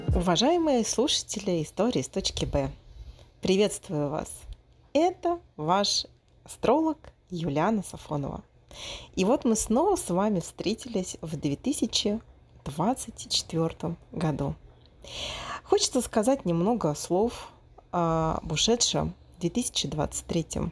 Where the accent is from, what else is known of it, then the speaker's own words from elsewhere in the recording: Moscow, Russia; moved away as an adult; now in Brazil; мой родной город, в России, в Москву, потому что я четыре года прожила в Бразилии